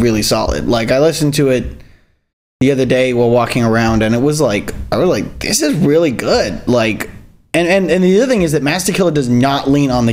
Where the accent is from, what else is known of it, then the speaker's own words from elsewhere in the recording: Hawaii, United States; I grew up in Hawaii, where it's, you know, in the 80s every single day of the year.